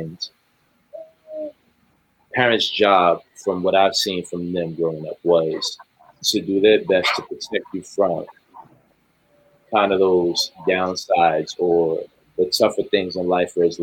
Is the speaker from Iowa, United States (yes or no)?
no; New York, United States; I'm from New York